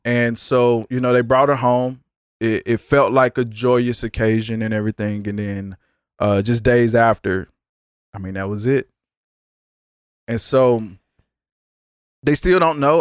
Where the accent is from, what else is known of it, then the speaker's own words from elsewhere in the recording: Dallas, Texas, United States; I'm from South side of Dallas, Texas